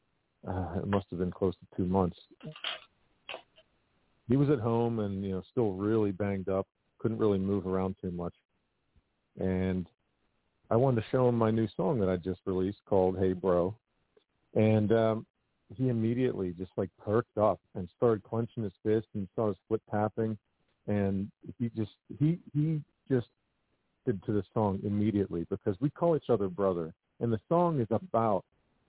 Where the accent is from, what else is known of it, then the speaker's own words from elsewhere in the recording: Pittsburgh, Pennsylvania, United States; my hometown community